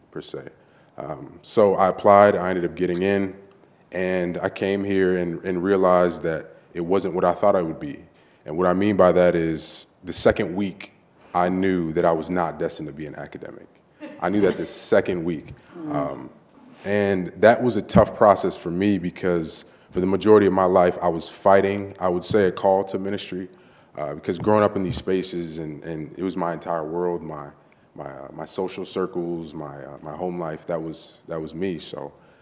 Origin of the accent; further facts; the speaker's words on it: Detroit, Michigan, United States; moved away as an adult; I'm originally from Detroit, Michigan, the son of a pastor